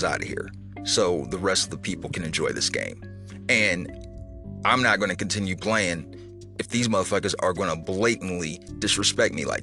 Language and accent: English; Midwest, United States; I'm from the Midwest